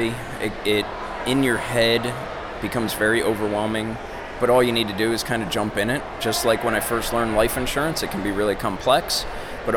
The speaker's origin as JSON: {"language": "English", "area": "outside Philadelphia", "region": "Pennsylvania", "country": "United States", "said": "outside Philadelphia"}